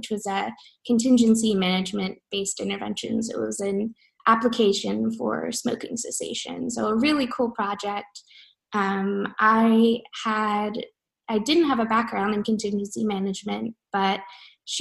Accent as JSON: {"language": "English", "region": "New Jersey", "country": "United States", "tie": "born or raised there", "said": "I grew up in South Jersey"}